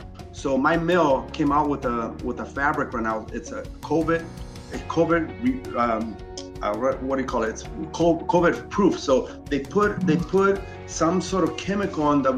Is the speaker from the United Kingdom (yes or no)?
no; Chile; now in Los Angeles, United States; I'm from Chile originally, right? And I grew up very modest